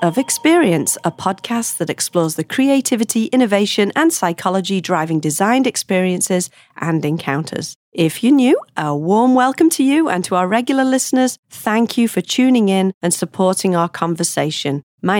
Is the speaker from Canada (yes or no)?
no; England, United Kingdom; We are both from England